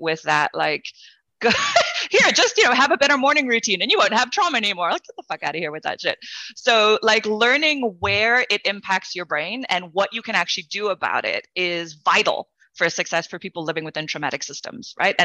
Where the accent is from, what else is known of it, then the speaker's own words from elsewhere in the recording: South Africa; I grew up in South Africa during apartheid in an interracial family